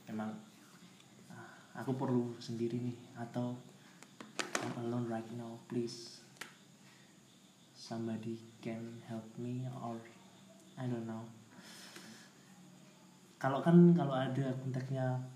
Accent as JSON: {"language": "Indonesian", "town": "Tulungagung", "region": "East Java", "country": "Indonesia", "said": "pernah kemana ya di daerahku sih di Tulungagung"}